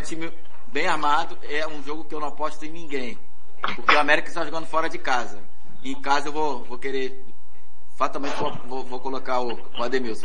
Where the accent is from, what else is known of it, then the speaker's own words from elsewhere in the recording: Rio de Janeiro, Brazil; also born or lived in Bahia; sou baiano, mas fui criado no Rio. Ah. Cresci com um ano de idade